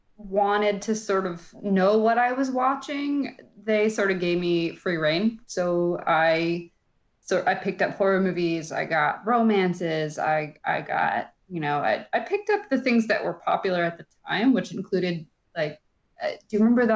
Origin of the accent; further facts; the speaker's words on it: Midwest, United States; and I grew up in the Midwest where it was hot as hell in the summer.